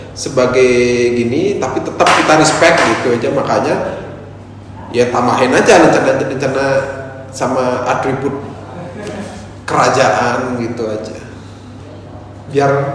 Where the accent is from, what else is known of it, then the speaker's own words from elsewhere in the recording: Bali, Indonesia; also born or lived in Yogyakarta; background saya orang Bali